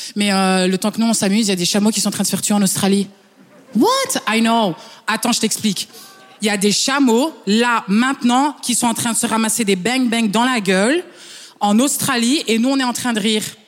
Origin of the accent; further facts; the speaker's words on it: Flanders, Belgium; French is a second language; Je suis belge flamande.